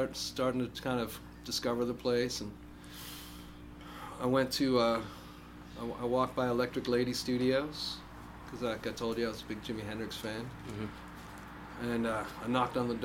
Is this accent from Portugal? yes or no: no; Canada; moved away as an adult; also born or lived in Toronto / New York City / San Francisco; now in Nashville, United States; I'm from Canada